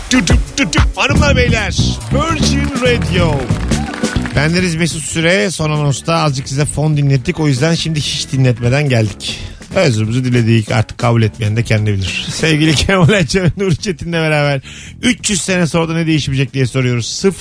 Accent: Yozgat Province, Turkey; Yozgatlı da ben tanımadım hiç. Ben Yozgatlıyım abi.

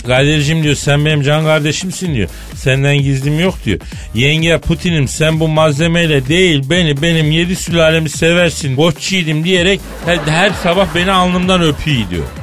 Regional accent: Eskişehir, Turkey; beni de horoz kovaladı lan çocukken Eskişehir'de

